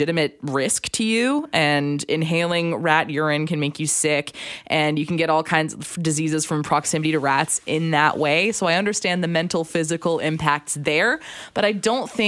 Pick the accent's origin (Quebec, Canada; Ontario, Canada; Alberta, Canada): Alberta, Canada; now in Vancouver, Canada; I'm from Alberta.